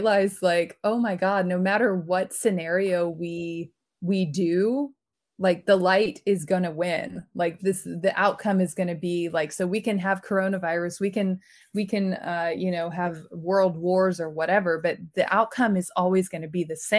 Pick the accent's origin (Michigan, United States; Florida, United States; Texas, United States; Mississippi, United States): Mississippi, United States; moved away as an adult; also born or lived in New York / South Dakota / California; now in Paris, France; I grew up in Mississippi where we have hurricanes